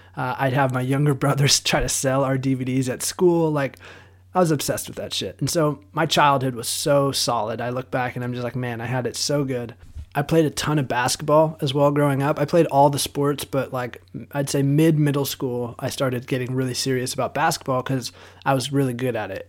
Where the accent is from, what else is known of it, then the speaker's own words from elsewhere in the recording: Southern California, United States; born and raised in Southern California